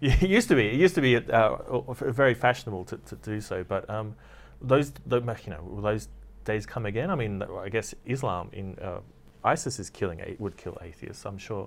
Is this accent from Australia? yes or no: yes; Australia; I'm from Australia